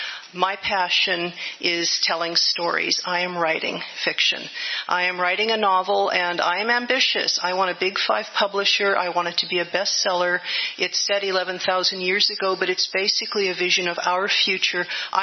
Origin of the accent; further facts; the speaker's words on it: Livermore, California, United States; I grew up in Livermore. Our father was a nuclear physicist in Livermore.